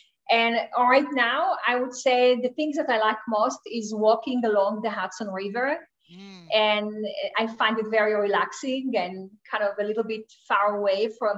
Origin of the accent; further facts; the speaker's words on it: Israel; moved away; Originally, I am from Israel.